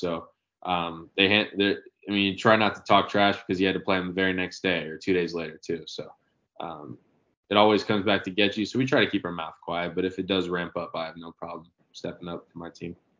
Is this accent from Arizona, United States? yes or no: no; Marietta, Georgia, United States; moved away as an adult; also born or lived in Conway, South Carolina; now in Gainesville, United States; I'm from Marietta. Um, luckily had a, a, lot of really good coaches uh, in the area growing up